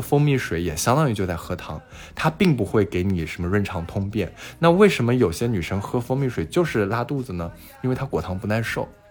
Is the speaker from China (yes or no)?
yes; China; 那我们中国人基本上是非常缺维 D 的